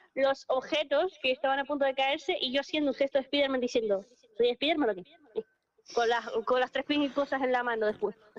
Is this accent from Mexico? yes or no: no; Spain